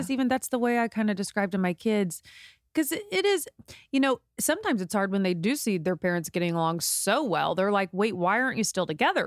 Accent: Indiana, United States; moved away as an adult; now in Los Angeles, United States; this was back in the Midwest. We're from Indiana

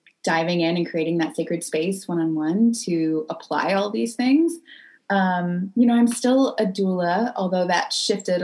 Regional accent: North Carolina, United States; moved away as an adult; also born or lived in California / South America; I grew up in North Carolina, and then I left at age 18 and lived all

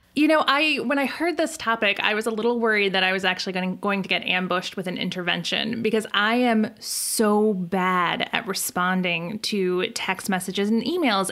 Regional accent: Midwest, United States; I'm a Midwesterner

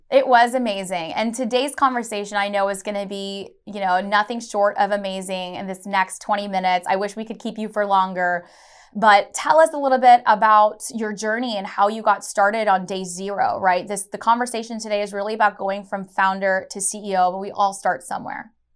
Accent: Chicago, Illinois, United States; I was born in Chicago, Illinois

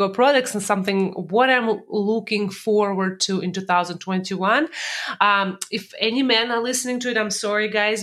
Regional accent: Russia; moved away; when I was born in Russia, in USSR

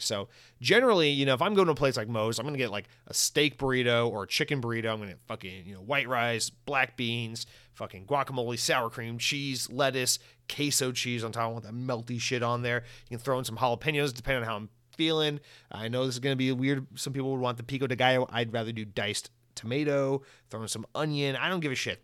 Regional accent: United States; also born or lived in Florida; white American, I speak English

